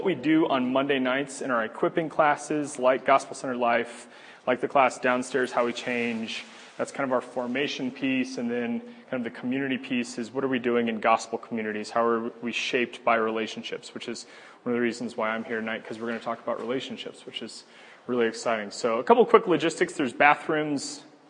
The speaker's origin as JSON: {"language": "English", "town": "Omaha", "region": "Nebraska", "country": "United States", "tie": "born or raised there", "moved": "yes", "said": "I'm from Omaha, Nebraska. I went to the University of Nebraska"}